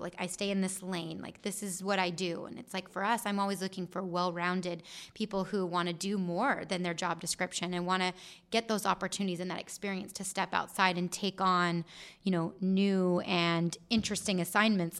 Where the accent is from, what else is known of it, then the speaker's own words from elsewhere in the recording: Gilbert, Arizona, United States; I'm from Gilbert. I love Gilbert